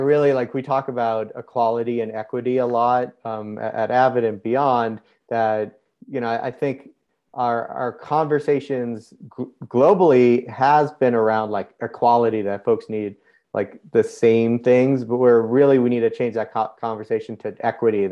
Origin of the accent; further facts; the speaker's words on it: outside of Boston, New England, Massachusetts, United States; I grew up in the Northeast of the US, outside of Boston, very classic New England environment